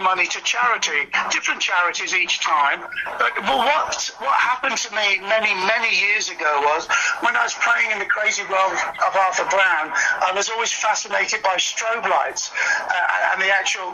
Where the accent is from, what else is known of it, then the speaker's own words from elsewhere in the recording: Birmingham, West Midlands, United Kingdom; my hometown, Birmingham